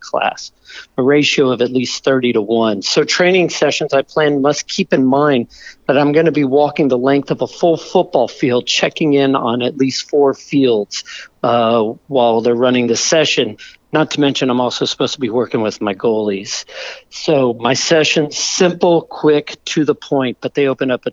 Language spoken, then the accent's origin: English; Corpus Christi, Texas, United States; now in Austin, United States; I grew up in Corpus Christi, Texas, South Texas